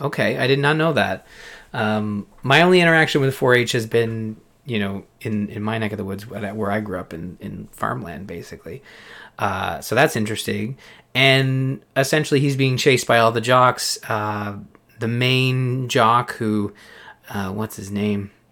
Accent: Canada; as a Canadian

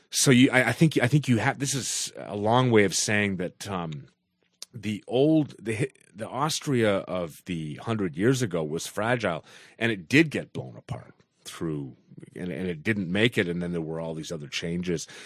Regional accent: Canada; Because I should feel some as a as a Canadian.

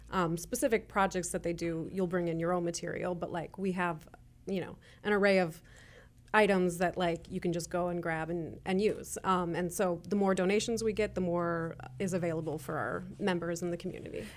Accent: Chicago, Illinois, United States; moved away as an adult; now in Kansas City, Kansas, United States; we're originally from Chicago.

